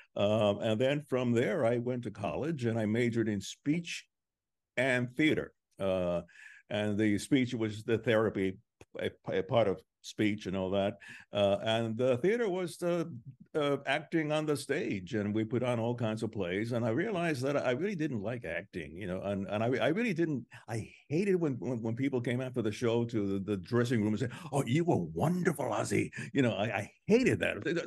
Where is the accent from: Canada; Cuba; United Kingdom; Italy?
Cuba; moved away; I was born in Cuba